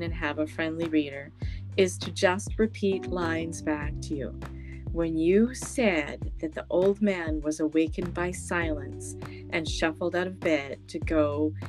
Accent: Canada; I'm from Canada

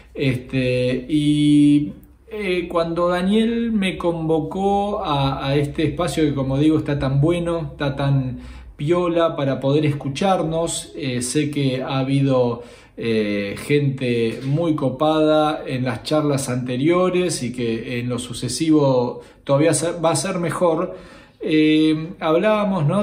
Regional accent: Argentina; Unámonos como argentinos

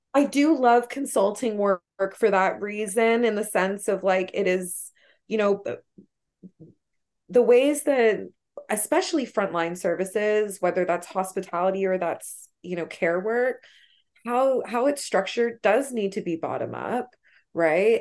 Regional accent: Toronto, Ontario, Canada; where I grew up in Scarborough

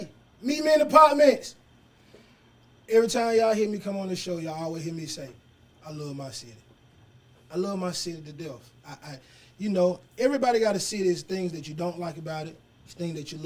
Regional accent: Atlanta, Georgia, United States; I'm from Atlanta. I was born at Grady

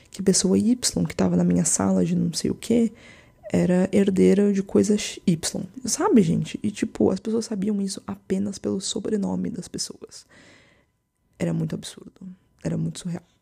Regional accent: São José dos Campos, São Paulo, Brazil; Aquelas pessoas que eu achava que eram ricas em São José dos Campos, né? Que é a cidade onde eu cresci.

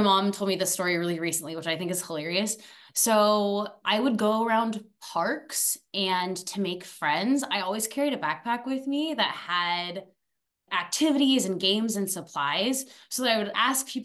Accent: Phoenix, Arizona, United States; also born or lived in Paris, France; was born in Paris, France. I lived there for 8 years. And then I moved to beautiful Arizona. So I was raised in Phoenix. So I was there from like ages 8 to 18

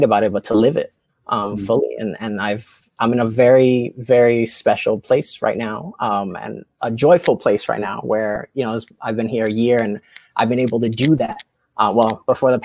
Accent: New York, United States; moved away as an adult; now in Oxford, Mississippi, United States; as a New Yorker

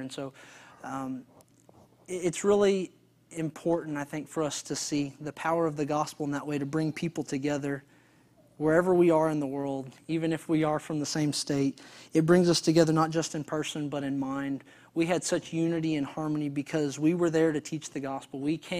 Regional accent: Texas, United States; All the men in this picture, we're all from Texas, consequently, which I thought was really ironic.

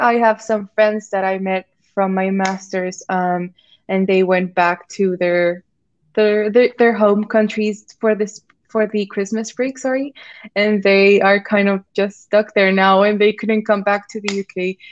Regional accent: Mexico; moved away as an adult; now in York, United Kingdom; I'm from Mexico

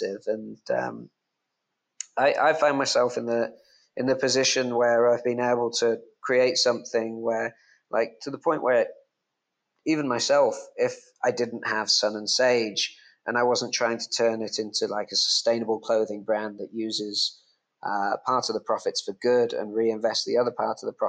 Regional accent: England, United Kingdom; now in Bali, Indonesia; I'm English

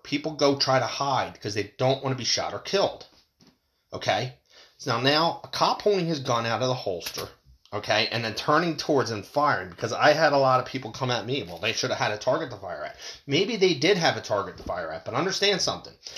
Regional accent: United States; as American people

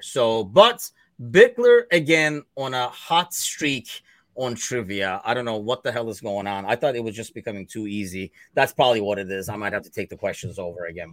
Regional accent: Turkey; now in United States; me originally being from Turkey

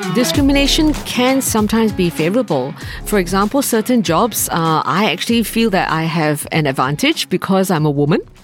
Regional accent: Malaysia; moved away as an adult; also born or lived in United States; now in Singapore; I grew up in Malaysia

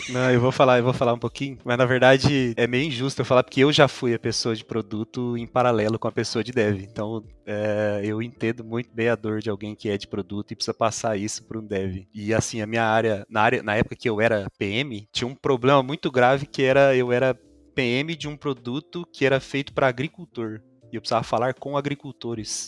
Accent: São Sebastião da Amoreira, Paraná, Brazil; Eu sou de São Sebastião da Moreira, uma cidade do interior do interior do Paraná, assim, é perto de Londrina

